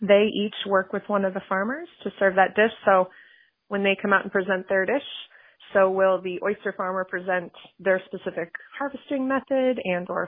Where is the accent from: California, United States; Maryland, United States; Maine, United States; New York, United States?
Maine, United States; moved away as an adult; I moved back to Maine because I do love this state